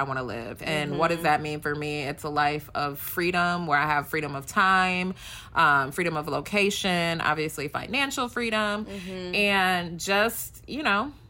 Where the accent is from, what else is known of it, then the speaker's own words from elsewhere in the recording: Detroit, Michigan, United States; I am an American-born Ugandan. I grew up in Detroit, so I'm still very Detroit.